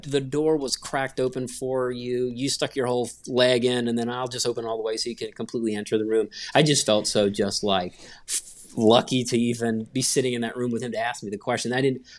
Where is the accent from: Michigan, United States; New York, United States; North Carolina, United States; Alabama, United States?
North Carolina, United States; Gastonia; I grew up in North Carolina uh, in a little town called Gastonia, North Carolina